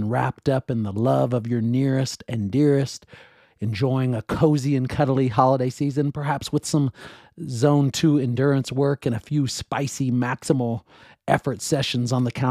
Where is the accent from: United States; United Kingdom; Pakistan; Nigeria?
United States; Seattle, Washington; In the words of the great Dave Niehaus, who I grew up listening to in Seattle.